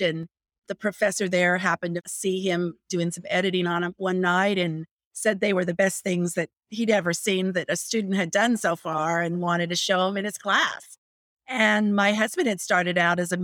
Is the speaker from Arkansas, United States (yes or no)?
no; Las Vegas, Nevada, United States; I grew up in Las Vegas, Nevada